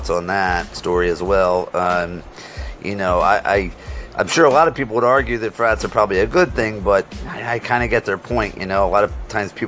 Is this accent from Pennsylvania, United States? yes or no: yes; Scranton, Pennsylvania, United States; I'm from Scranton, Pennsylvania